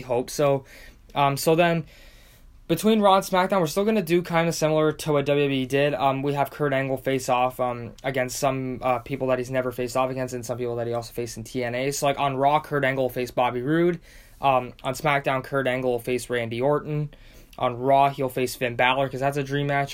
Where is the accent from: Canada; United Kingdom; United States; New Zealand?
Canada; Windsor, Ontario; my hometown of Windsor, Ontario, Canada